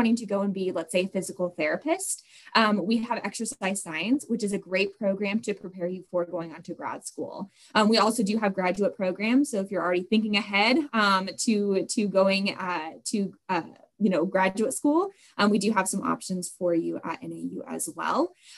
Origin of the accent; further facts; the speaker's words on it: Seattle, Washington, United States; moved away as an adult; now in Flagstaff, United States; I grew up in the Seattle area